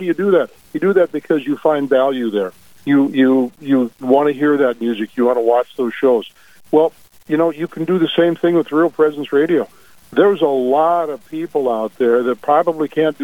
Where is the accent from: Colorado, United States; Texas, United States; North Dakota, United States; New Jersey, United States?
North Dakota, United States; Dickinson; also born or lived in Bismarck, North Dakota / Minot, North Dakota / Fargo, North Dakota; we're from Dickinson. Through my career in media business, we lived in Dickinson, Bismarck, Minot, and Fargo